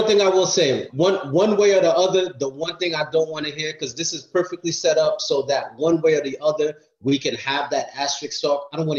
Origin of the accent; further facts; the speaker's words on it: New York, United States; now in Florida, United States; I am a New York native. Growing up in New York